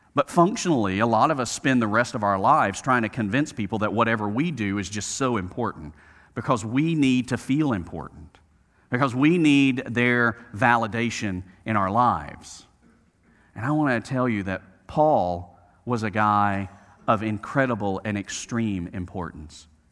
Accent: Birmingham, Alabama, United States; growing up in Birmingham, Alabama

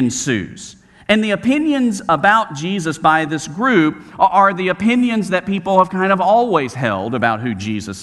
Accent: Birmingham, Alabama, United States; where I grew up, Roebuck, suburb outside of Birmingham

